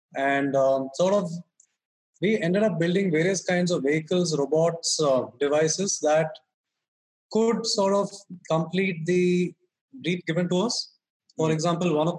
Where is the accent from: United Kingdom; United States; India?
India; Bangalore, Karnataka; We both are from Bangalore, born and brought up in Bangalore